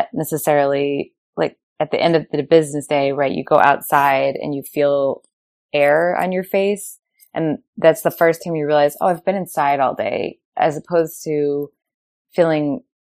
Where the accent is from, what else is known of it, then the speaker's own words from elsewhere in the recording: Rhode Island, United States; now in North Carolina, United States; I'm from Rhode Island, where there are a lot of old brick mills